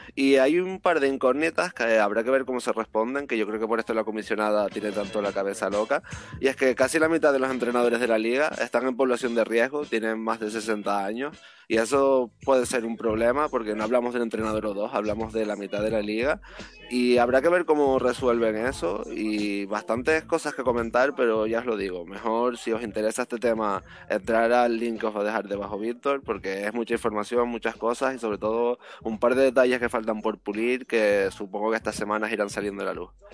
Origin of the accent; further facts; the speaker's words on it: Canary Islands, Spain; como canario